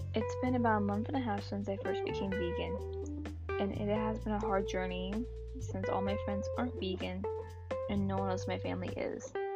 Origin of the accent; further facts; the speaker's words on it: Texas, United States; I am a Texan by birth